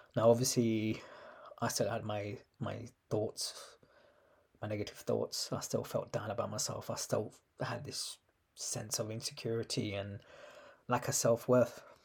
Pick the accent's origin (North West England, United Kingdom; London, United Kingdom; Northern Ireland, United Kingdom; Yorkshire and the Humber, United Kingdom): London, United Kingdom; I was born in London in nineteen eighty seven